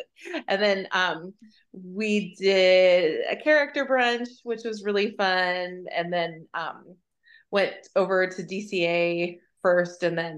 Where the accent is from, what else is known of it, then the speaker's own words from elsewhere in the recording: West Coast, United States; I grew up in the West Coast and Disneyland is my home park.